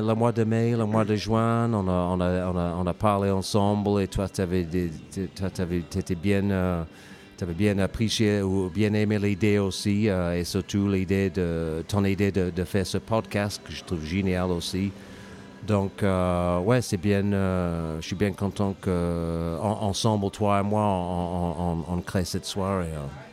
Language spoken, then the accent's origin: French; England, United Kingdom; French is a second language; moved away as an adult; also born or lived in United States / Ireland / Lyon / Drôme; now in France; je suis anglais, mais je suis parti en Angleterre à, à peu près 20 ans